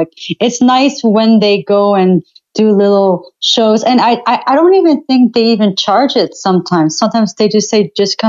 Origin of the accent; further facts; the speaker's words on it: Ottawa, Ontario, Canada; I've been here my entire life.